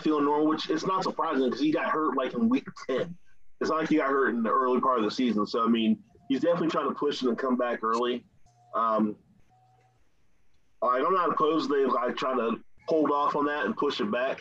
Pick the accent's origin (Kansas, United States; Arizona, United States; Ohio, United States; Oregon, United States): Ohio, United States; we're from Ohio